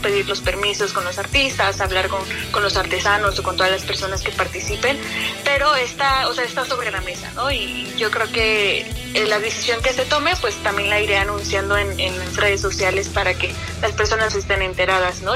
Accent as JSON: {"language": "Spanish", "region": "Oaxaca", "country": "Mexico", "said": "para mí como oaxaqueña"}